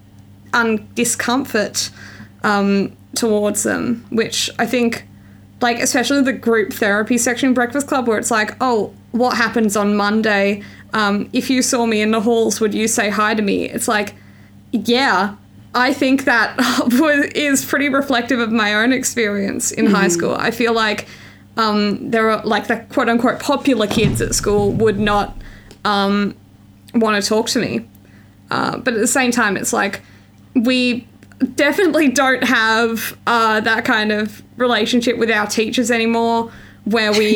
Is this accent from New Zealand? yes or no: no; Australia; born or raised there